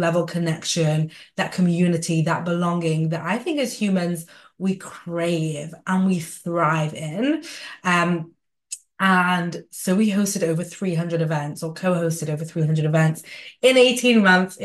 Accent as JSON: {"language": "English", "town": "Manchester", "region": "North West England", "country": "United Kingdom", "tie": "born or raised there", "said": "in Manchester, England, by the way, my hometown"}